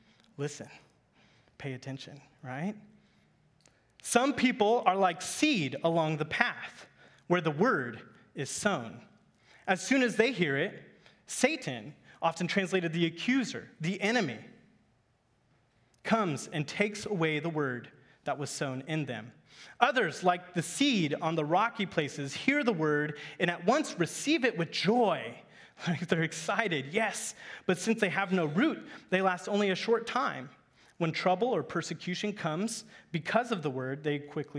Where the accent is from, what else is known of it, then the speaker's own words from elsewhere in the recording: Kansas, United States; I grew up in Kansas, in the heartland, in the farmland.